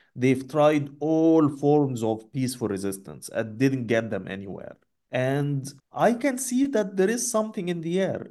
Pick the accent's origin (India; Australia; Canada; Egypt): Egypt